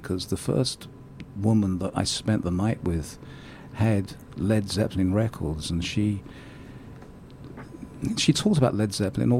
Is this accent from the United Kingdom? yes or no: yes; London, United Kingdom; accent: posh; moved away; I'm from London. Where in London? Look, you're going to like this. I was born in Tooting.